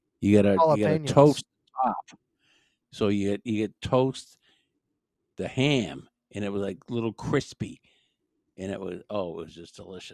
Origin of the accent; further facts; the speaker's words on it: Brookline, Massachusetts, United States; also born or lived in South Shore, Massachusetts; I grew up in Brookline, which is like on the border